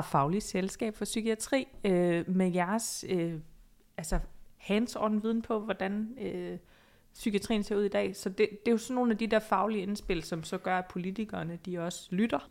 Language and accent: Danish; Odense, Southern Denmark, Denmark; now in Copenhagen, Denmark; Jeg er jo fra Odense